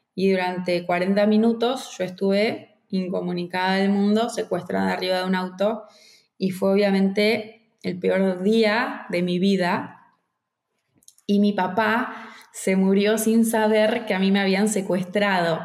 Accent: Argentina; me fui sola de Argentina a Venezuela

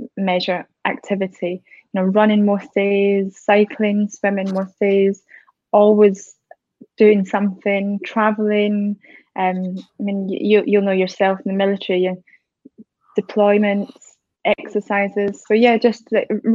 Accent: Scotland, United Kingdom; now in High Wycombe, United Kingdom; I'm originally from Scotland, but living down in High Wycombe at the minute

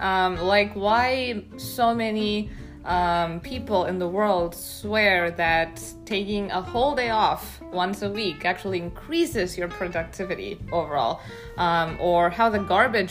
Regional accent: India; moved away as an adult; now in Buffalo, United States; I'm from India.

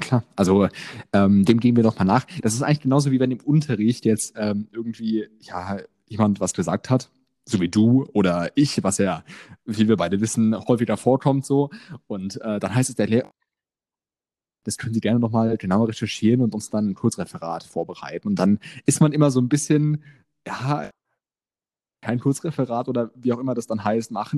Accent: near Frankfurt, Hesse, Germany; Ich komme ähm, aus Hessen, äh, in der Nähe von Frankfurt

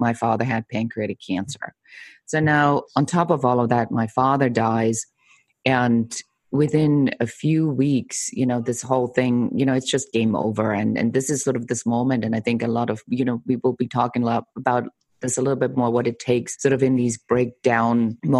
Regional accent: Germany; moved away; I'm originally from Germany

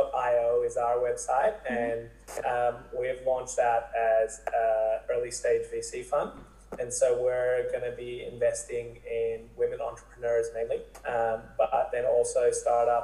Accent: Sydney, New South Wales, Australia; Originally from Sydney, studied at Macquarie

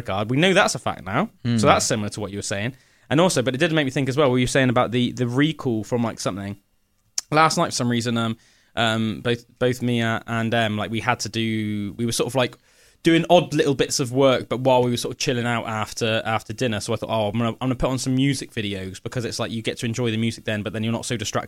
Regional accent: United Kingdom; But even as like British people, that, you know, our ancestors have been living here for thousands of years, most likely, we still do it.

